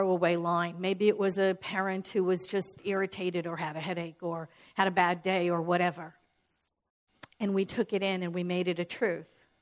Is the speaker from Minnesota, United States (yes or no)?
no; New York City, New York, United States; I'm born and raised in New York